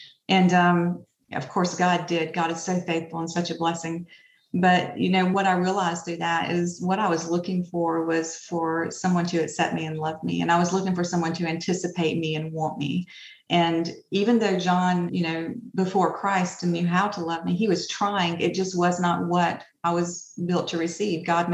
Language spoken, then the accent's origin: English; Opelika, Alabama, United States; I am from Opelika, Alabama, of course, and I grew up in a pretty hard situation most of my life.